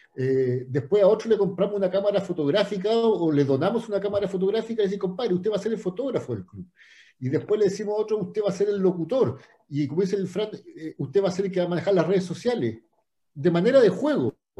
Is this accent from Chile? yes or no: yes; Santiago, Santiago Metropolitan Region, Chile; moved away as an adult; now in Puerto Varas, Chile; Yo vivo acá, Peque, hace 15 años, ya me vine para acá, era de Santiago